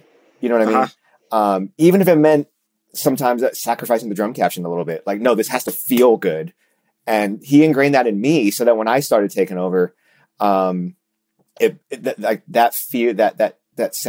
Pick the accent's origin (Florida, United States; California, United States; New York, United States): Florida, United States; Orlando; I grew up in Orlando, Florida.